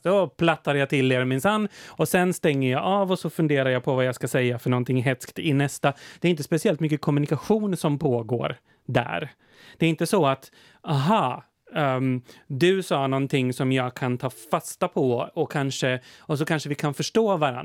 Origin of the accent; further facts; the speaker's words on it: Östergötland, Sweden; moved away as an adult; also born or lived in Motala; now in Finland; jag är alltså från Landelande, alltså verkligen från ett litet samhälle med 600 invånare i, i tätorten